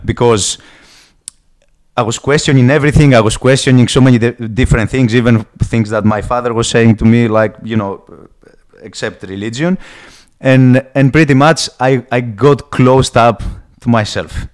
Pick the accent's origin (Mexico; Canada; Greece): Greece; accent: Greek; English is a second language; moved away; I come from Greece. A lot of people are gonna get it straight away from the heavy accent, and uh, pretty much, I'm just a Greek guy